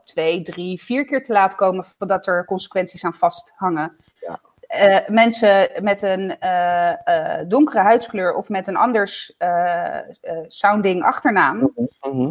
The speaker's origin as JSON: {"language": "Dutch", "country": "Italy", "moved": "yes", "lives_now": "Netherlands", "said": "ik ben Italiaan"}